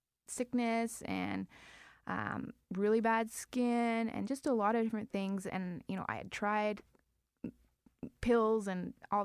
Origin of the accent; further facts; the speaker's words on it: Winnipeg, Manitoba, Canada; I grew up on the farm, small town.